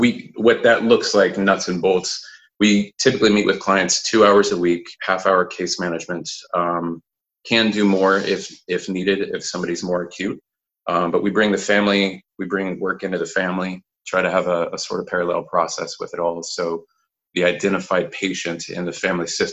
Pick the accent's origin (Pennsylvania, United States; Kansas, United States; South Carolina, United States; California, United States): Kansas, United States; moved away; also born or lived in Fort Worth, Texas / Colorado; Born and raised in Kansas, pretty much. Actually born in Fort Worth, Texas at Edna Gladney Adoption Agency